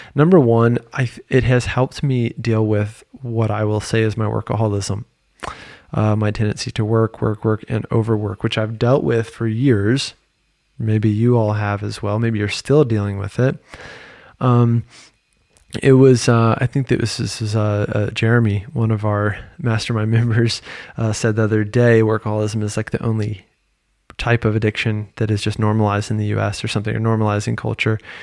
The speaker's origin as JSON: {"language": "English", "region": "Virginia", "country": "United States", "also_born_or_lived": "North Carolina", "moved": "as an adult", "lives_now": "Paris, France", "said": "I'm a dude from Virginia at the time with a private practice in North Carolina"}